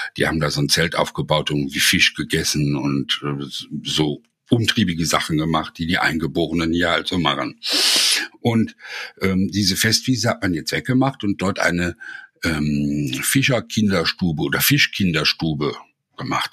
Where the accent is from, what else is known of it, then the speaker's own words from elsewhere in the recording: Essen, North Rhine-Westphalia, Germany; now in near Heidelberg, Germany; Ich komme ja aus Essen